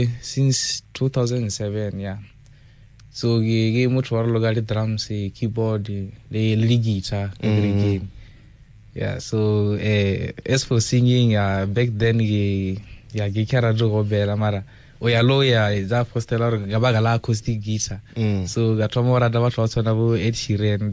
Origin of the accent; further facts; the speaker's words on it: Mapitula village, around Zanini, Limpopo, South Africa; We both attended school, Mapitula Primary School.